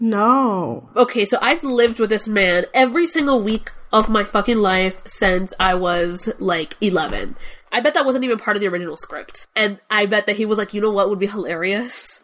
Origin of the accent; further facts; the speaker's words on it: Cuba; English is a second language; I'm Cuban. So English is not my first language